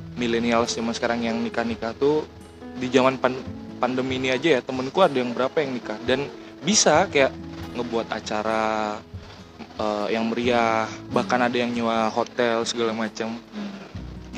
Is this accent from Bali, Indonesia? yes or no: yes; Bali, Indonesia; aku orang Bali